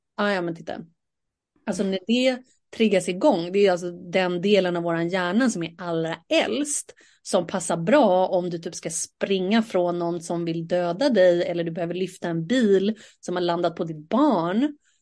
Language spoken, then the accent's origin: Swedish; Sweden; vi är ju ändå svenskar och sitter här och pratar på svenska